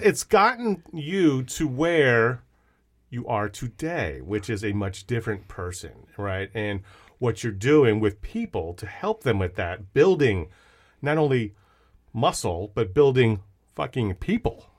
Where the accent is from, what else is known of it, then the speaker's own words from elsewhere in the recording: Fort Lee, New Jersey, United States; moved away; also born or lived in Long Island, New York; I'm from Strong Island, but, uh, went to high school in Bergen County as well in Fort Lee